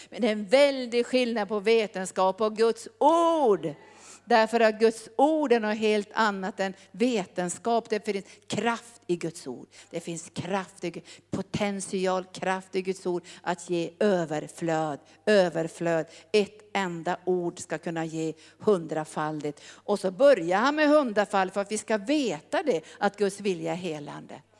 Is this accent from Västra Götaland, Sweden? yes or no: no; Norrbotten County, Sweden; also born or lived in Brazzaville, Republic of the Congo; jag kom ju från Norrbotten